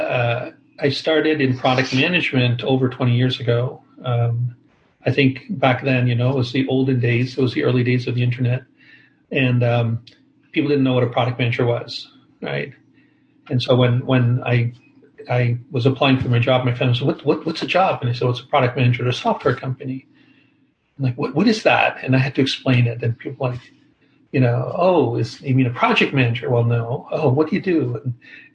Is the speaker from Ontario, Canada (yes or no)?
yes; Toronto, Ontario, Canada; moved away as an adult; also born or lived in Bay Area, United States; I've been back here in Toronto, which is my hometown